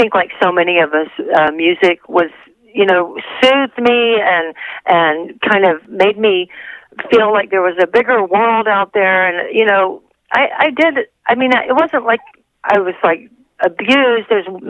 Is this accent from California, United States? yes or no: no; Texas, United States; now in Los Angeles, United States; which was what I moved to Los Angeles for from Texas